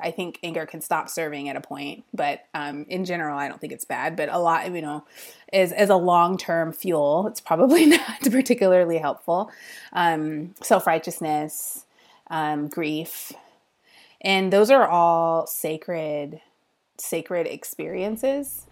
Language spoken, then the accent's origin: English; Fremont, California, United States; Ohlone College is in the town that I grew up in, in Fremont